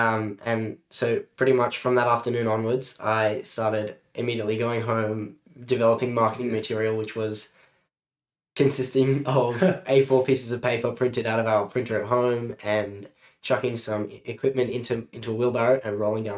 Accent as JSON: {"language": "English", "town": "Sydney", "region": "New South Wales", "country": "Australia", "tie": "born or raised there", "said": "So I'm from Australia. And I'm from the Northern Beaches in Sydney, more specifically Newport. I've grown up here all my life. I'm 18 years of age, and throughout that time, I've moved around the Northern Beaches."}